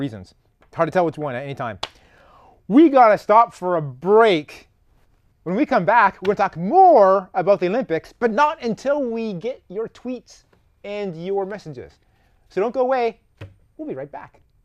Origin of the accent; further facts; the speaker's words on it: Canada; moved away; I am Canadian.